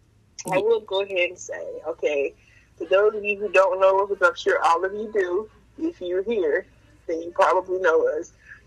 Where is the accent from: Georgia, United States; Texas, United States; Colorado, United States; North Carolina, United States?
North Carolina, United States; we're from North Carolina